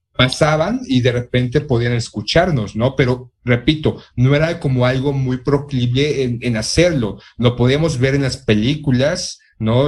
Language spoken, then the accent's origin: Spanish; Mexico; como mexicano